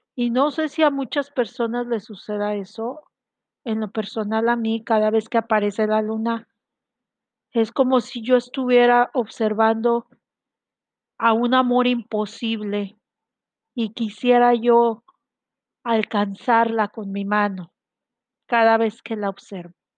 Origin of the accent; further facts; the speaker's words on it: Mexico; Yo soy de México, estoy transmitiendo desde aquí, desde mi ciudad hermosa